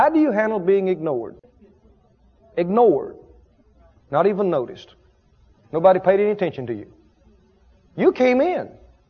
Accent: the South, United States; I grew up in the South.

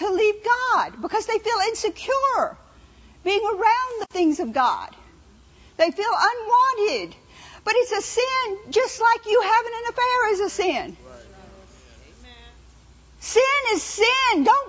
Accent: New Orleans, Louisiana, United States; I've been around spirits my whole life. You know, I was raised in New Orleans. They believe in spirits.

